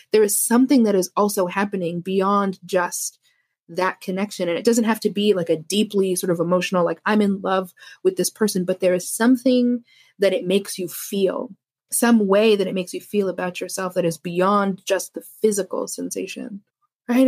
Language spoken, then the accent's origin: English; Canada; I'm Canadian.